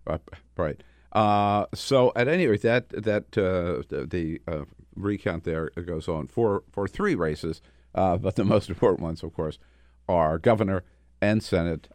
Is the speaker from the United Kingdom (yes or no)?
no; Delaware, United States; also born or lived in California; now in Washington, D.C., United States; California, my state, uh, not my home state, home state of Delaware, but, uh, California adopted me